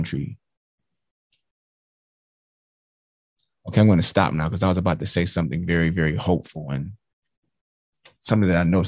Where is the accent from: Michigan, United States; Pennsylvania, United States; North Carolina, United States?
Michigan, United States; Detroit; I grew up in Detroit, Michigan.